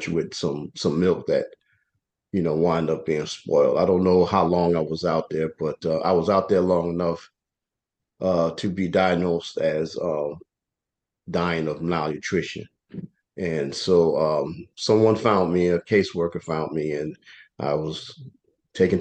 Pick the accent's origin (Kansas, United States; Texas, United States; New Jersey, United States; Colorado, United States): New Jersey, United States; East Orange; moved away as an adult; now in Delaware, United States; I was raised in East Orange, New Jersey.